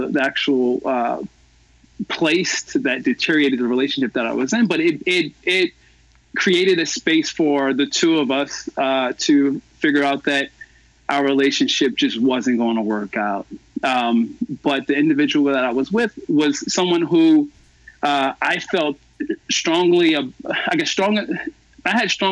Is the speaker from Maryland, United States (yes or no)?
yes; Baltimore, Maryland, United States; moved away as an adult; also born or lived in Los Angeles / New Orleans; I was born and raised in Baltimore